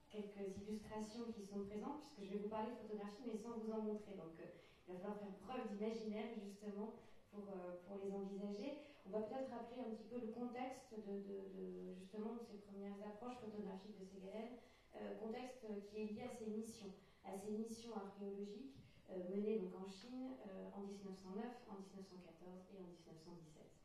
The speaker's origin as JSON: {"language": "French", "area": "Finistère", "region": "Brittany", "country": "France", "said": "ici même en Finistère, sur euh, mes terres d'origine, puisque comme on, évoquait aussi tout à l'heure, ma famille maternelle et de chef de et de plonévé. Donc euh, vraiment, je suis une enfant du pays."}